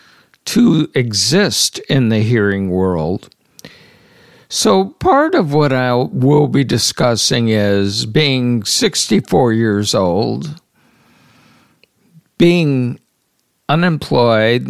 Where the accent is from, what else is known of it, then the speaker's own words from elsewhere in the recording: South Haven, Michigan, United States; moved away as an adult; also born or lived in Yucca Valley, California; now in Stockton, United States; I grew up in South Haven, Michigan